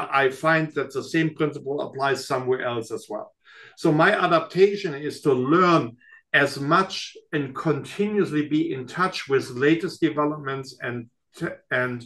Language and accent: English; Germany; now in United States; coming from Germany